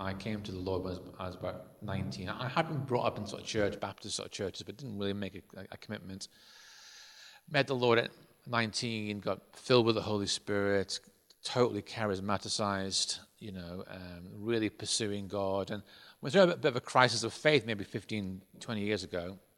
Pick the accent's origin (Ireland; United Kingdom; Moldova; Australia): Ireland; I was brought up in Ireland, and um, because I, I, was brought up as a Protestant in Ireland